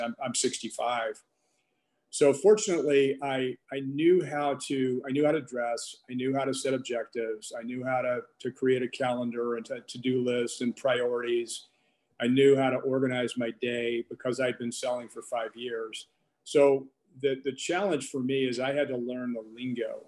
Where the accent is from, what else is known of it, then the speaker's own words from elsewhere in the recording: Texarkana, Arkansas, United States; I grew up in Arkansas, uh, Texarkana, Arkansas to be exact.